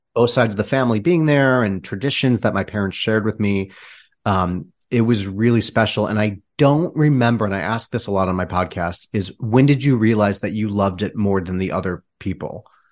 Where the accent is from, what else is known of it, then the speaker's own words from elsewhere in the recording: Michigan, United States; I was born and raised in Michigan